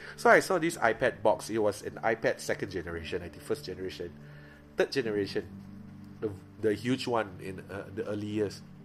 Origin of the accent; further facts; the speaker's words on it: Miri, Sarawak, Malaysia; moved away; before i went back to miri before i go back to my own my hometown